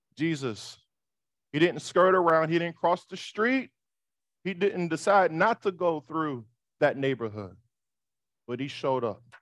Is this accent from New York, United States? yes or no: yes; New York City, New York, United States; I'm from Harlem.